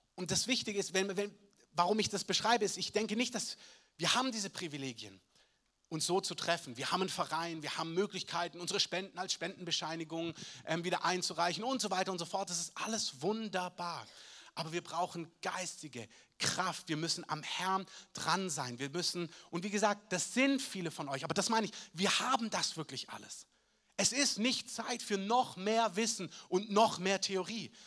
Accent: Southern Germany, Germany; bei uns in Süddeutschland

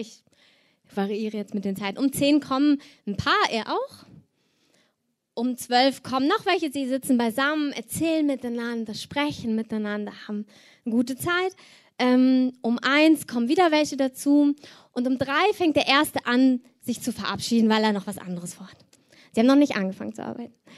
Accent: Cologne, North Rhine-Westphalia, Germany; ich komme aus Köln

